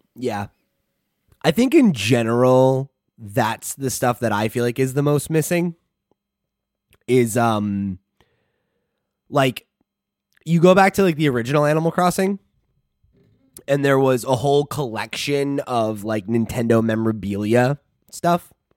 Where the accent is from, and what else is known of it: United States